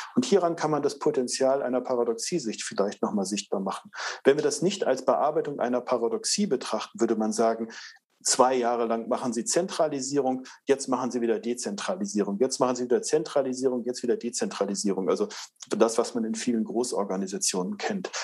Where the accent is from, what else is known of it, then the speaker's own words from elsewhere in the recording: Northern Germany, Germany; ich komme aus Norddeutschland